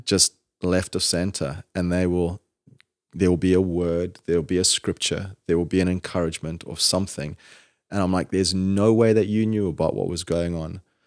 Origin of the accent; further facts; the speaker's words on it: Zimbabwe; now in Georgia, United States; when I was little, growing up in Zimbabwe